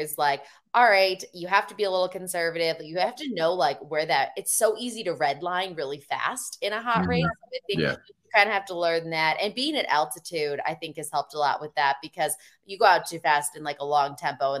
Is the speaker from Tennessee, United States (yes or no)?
no; Chicago, Illinois, United States; moved away; I'm actually from Chicago area, the suburbs.